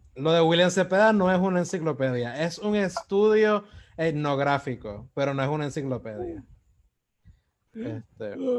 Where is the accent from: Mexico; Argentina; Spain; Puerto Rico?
Puerto Rico; Como puertorriqueños